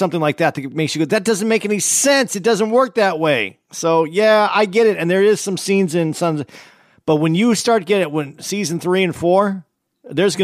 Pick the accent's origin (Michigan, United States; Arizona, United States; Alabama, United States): Arizona, United States; moved away; I grew up in Arizona